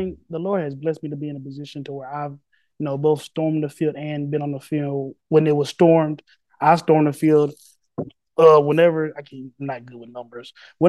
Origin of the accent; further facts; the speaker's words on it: Tennessee, United States; moved away; also born or lived in upstate New York; my home state yet again in the Volunteer State